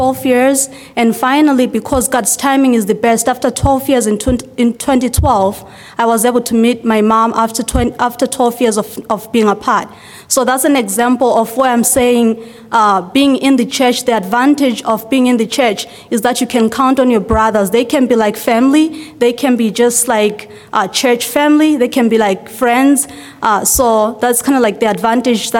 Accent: Zimbabwe; moved away; I was born and raised in Zimbabwe, which is in the southern part of Africa.

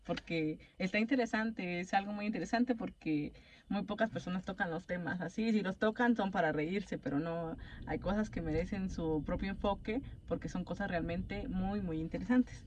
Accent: Mexico; no somos japoneses, somos mexicanos

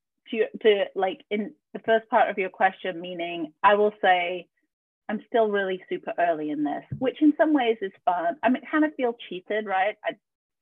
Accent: Yorkshire and the Humber, United Kingdom; also born or lived in Atlanta, United States; now in Spain; I grew up in Yorkshire

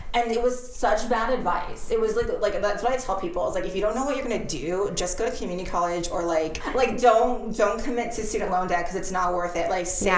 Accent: San Pedro, California, United States; I was, yeah. I'm the second generation here.

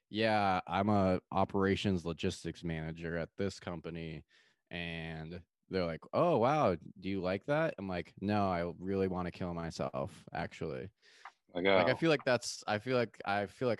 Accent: Austin, Texas, United States; I say Austin. And then I'm like, well, I live in Austin

